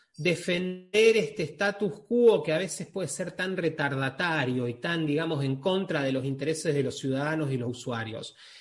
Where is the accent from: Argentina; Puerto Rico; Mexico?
Argentina; yo soy argentino